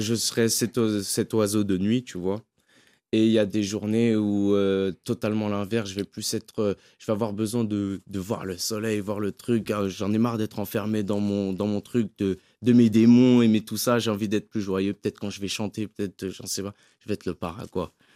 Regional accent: French Guiana; je suis guyanais

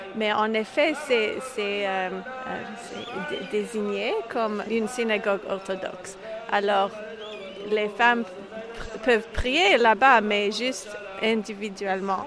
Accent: Montreal, Quebec, Canada; moved away as an adult; now in Israel; je suis née à Montréal et j'habite euh, en Israël pendant 18 ans

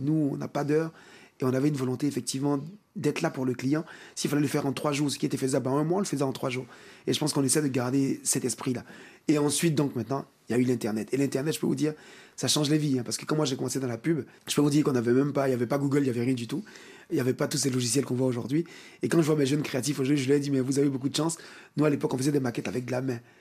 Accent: Côte d’Ivoire; chez nous, en Côte d'Ivoire et en Afrique

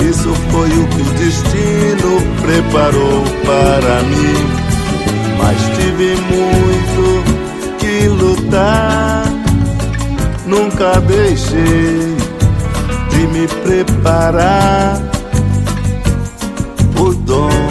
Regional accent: Jundiaí, São Paulo, Brazil; Nós somos de Jundiaí, sou de Jundiaí, interior de São Paulo, fica a duas horas daqui de Santos.

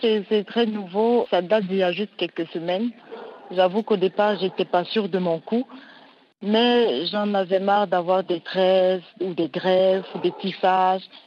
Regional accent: Pointe-Noire, Republic of the Congo; d'Afrique, de chez moi au Congo

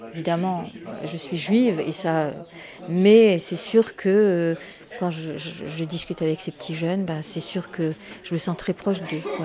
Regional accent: Algeria; now in France; je suis née en Algérie, j'ai vécu huit ans de guerre en Algérie

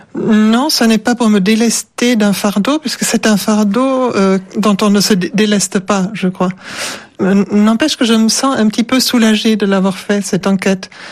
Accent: Offenbach am Main, Hesse, Germany; accent: German; first language German; French is a second language; moved away as an adult; now in France; je suis profondément marquée par mon enfance en Allemagne

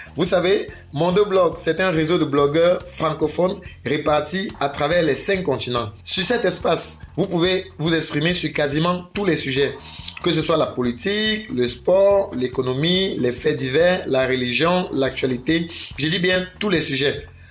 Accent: Cameroon; je suis camerounais

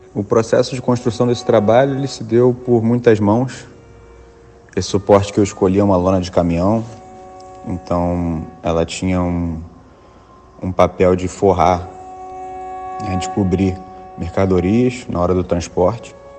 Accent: Rio de Janeiro, Brazil; o meu, meu lugar de origem, o lugar onde eu nasci e me criei

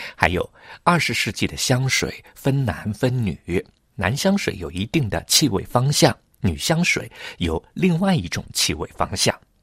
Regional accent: Hangzhou, Zhejiang, China; now in Paris, France; 小的时候，在杭州

